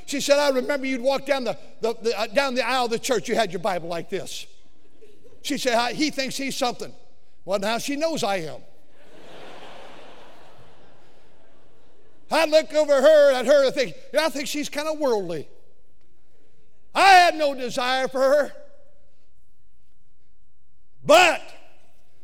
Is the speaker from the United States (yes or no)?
yes; California, United States; moved away; I'm from California